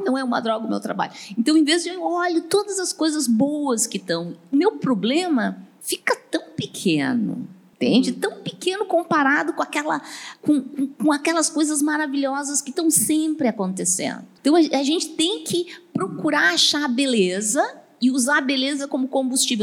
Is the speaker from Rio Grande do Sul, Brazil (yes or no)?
yes; Porto Alegre, Rio Grande do Sul, Brazil; eu sou de Porto Alegre, Porto Alegre tem muito vento